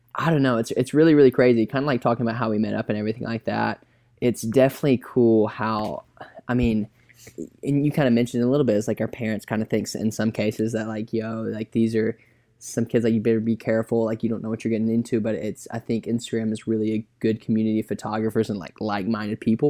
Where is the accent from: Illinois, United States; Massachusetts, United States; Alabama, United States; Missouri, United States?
Alabama, United States; Birmingham; I'm from Birmingham.